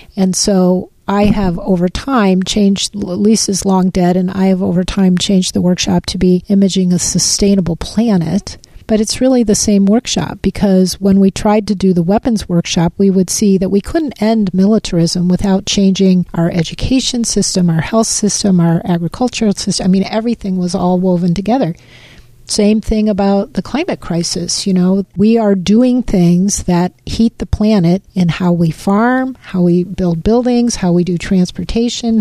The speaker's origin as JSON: {"language": "English", "region": "Midwest", "country": "United States", "tie": "born or raised there", "also_born_or_lived": "Pacific Northwest", "moved": "yes", "lives_now": "Washington, United States", "said": "I grew up in the Midwest before I moved to the Northwest where I've lived most of my life"}